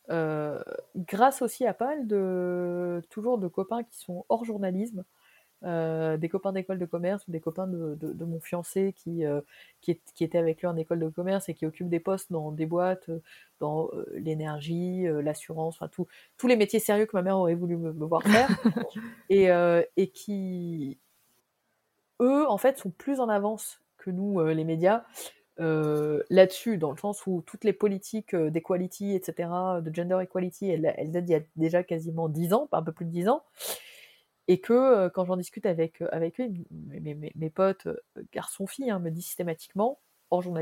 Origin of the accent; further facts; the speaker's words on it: Tunisia; Moi, je venais de Tunisie.